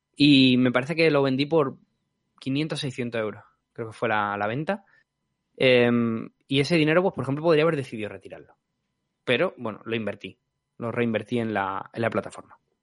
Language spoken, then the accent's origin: Spanish; Spain; nosotros como españoles